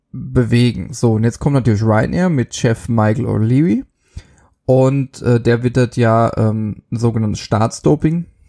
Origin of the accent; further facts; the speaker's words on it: Germany; bei uns in Deutschland